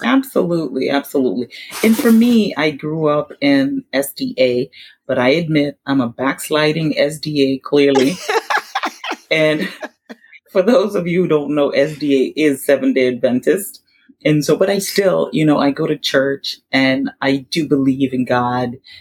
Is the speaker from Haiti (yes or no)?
yes; Haiti; we're from Haiti